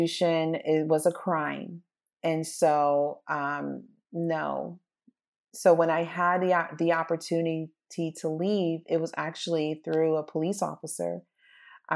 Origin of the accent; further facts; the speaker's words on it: United States; I appreciate growing up in America